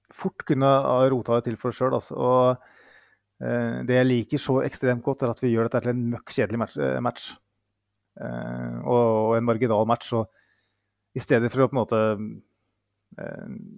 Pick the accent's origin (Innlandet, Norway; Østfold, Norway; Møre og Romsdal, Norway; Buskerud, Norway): Innlandet, Norway; Mjøsa region; jeg kommer fra Mjøsregionen